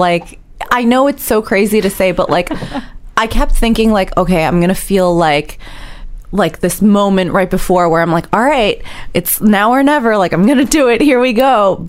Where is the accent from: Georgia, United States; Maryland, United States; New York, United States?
New York, United States; New York City; I grew up in New York City